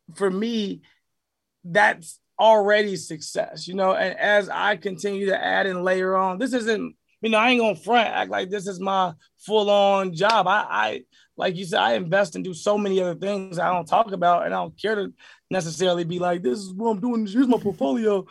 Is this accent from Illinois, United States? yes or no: yes; Chicago, Illinois, United States; me growing up in Chicago